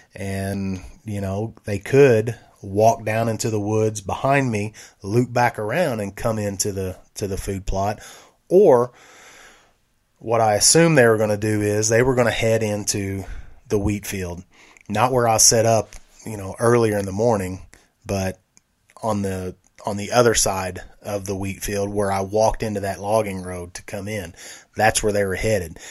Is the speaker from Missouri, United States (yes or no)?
yes; Benton, Missouri, United States; around Benton, Missouri, our hometown, my hometown